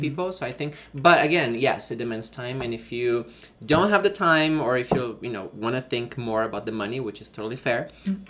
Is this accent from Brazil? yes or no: yes; Brazil; English is a second language; moved away as an adult; now in Denver, United States; I'm originally from Brazil